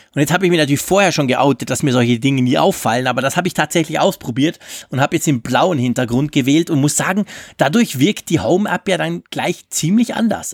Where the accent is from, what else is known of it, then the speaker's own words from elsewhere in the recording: Switzerland; als Schweizer